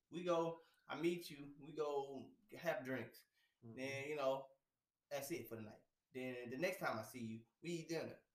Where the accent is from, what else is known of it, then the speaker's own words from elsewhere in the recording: Houston, Texas, United States; I'm from Houston.